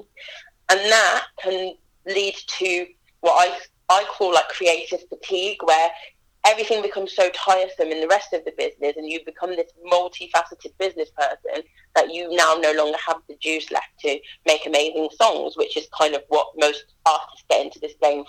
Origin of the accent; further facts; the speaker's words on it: Leamington Spa, West Midlands, United Kingdom; my hometown